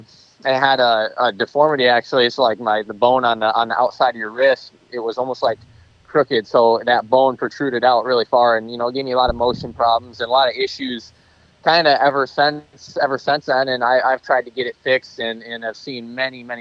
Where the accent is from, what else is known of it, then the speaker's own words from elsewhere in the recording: Michigan, United States; being from Michigan, I'm so used to riding sand and, loamy tracks